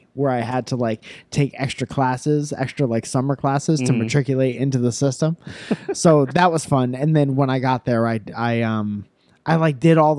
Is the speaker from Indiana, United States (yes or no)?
no; Connecticut, United States; I'm from Connecticut. I guess so. It's where I grew up.